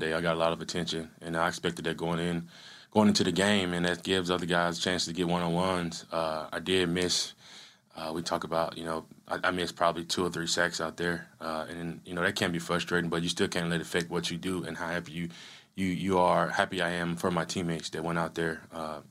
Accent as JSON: {"language": "English", "town": "Yazoo City", "region": "Mississippi", "country": "United States", "tie": "born or raised there", "moved": "as an adult", "said": "another guy from Mississippi, actually from my hometown. He went to, you know, the high school, Yazoo County. I went to Yazoo City High"}